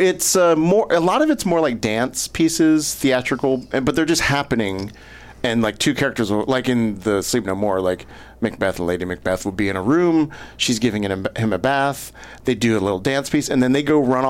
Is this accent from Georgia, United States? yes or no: no; Texas, United States; In Texas.